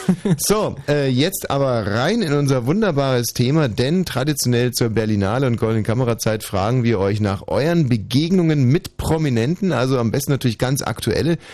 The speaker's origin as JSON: {"language": "German", "country": "Germany", "said": "ich bin ein Deutscher. Und wir Deutschen"}